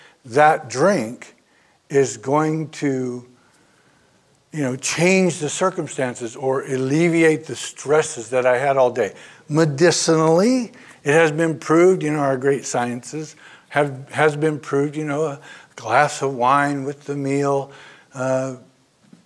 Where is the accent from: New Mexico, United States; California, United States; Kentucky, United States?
California, United States; Oakland; moved away; Born and raised in Oakland